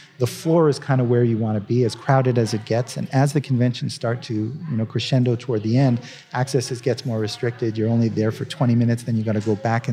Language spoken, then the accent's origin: English; Canada; now in United States; I'm a Canadian, now I'm a proud American, but, I started out, I was a Canadian back then